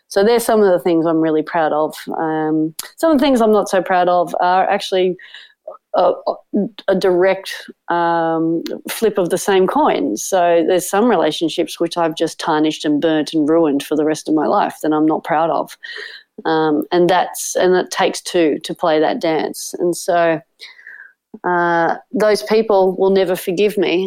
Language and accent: English; Sydney, New South Wales, Australia; growing up on Manly Beach with a beach loving family